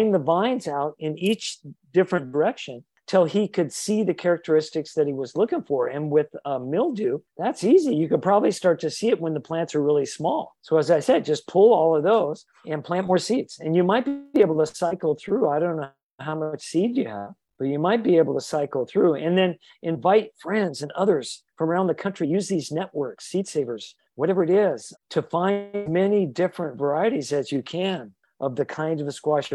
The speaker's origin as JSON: {"language": "English", "region": "Idaho", "country": "United States", "tie": "born or raised there", "said": "I was growing up in Idaho"}